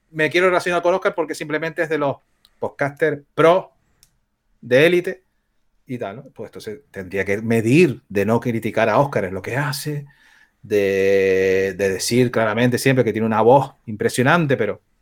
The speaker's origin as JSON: {"language": "Spanish", "region": "Canary Islands", "country": "Spain", "said": "soy canario, soy un pájaro al final"}